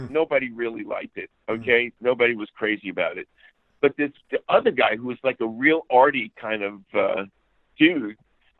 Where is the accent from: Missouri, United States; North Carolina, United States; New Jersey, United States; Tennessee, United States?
New Jersey, United States; accent: Jersey